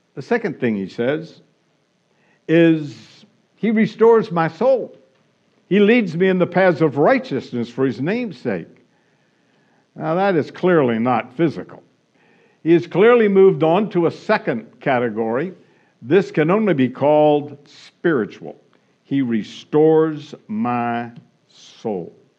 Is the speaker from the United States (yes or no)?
yes; Florida, United States; now in California, United States; I grew up in Florida